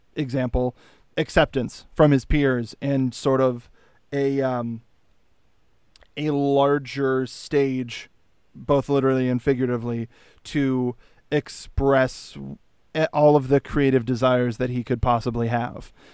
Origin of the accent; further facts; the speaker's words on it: California, United States; I'm from Earth, California